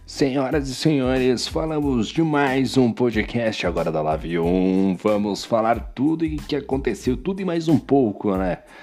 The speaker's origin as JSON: {"language": "Portuguese", "country": "Brazil", "said": "eu sou brasileiro"}